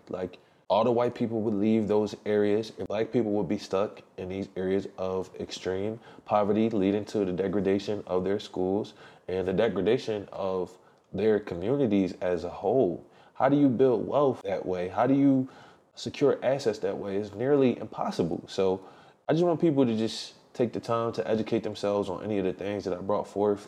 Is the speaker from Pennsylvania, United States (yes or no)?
yes; Philadelphia, Pennsylvania, United States; my hometown of Philly